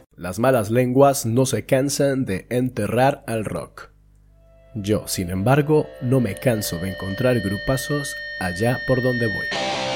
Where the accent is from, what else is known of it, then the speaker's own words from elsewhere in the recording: Bogotá, Colombia; now in Mungia, Spain; bogotano de nacimiento, munguiarra de adopción